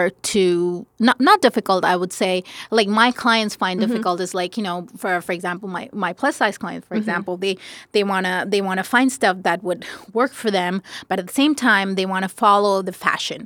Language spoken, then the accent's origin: English; Paris, Île-de-France, France; also born or lived in India; now in United States; I grew up in France. I mostly grew up in Paris